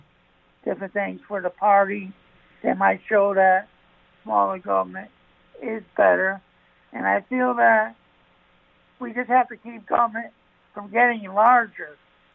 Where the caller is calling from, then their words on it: Watertown, Connecticut, United States; I'm calling from Watertown.